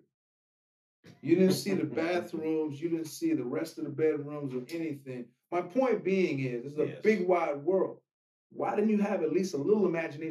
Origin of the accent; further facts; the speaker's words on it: Washington, District of Columbia, United States; moved away as an adult; now in Los Angeles, United States; I'm not from here. And for those that are listening, we're in Los Angeles now, but I came from Washington, D.C. And I moved out here when I was 24 years old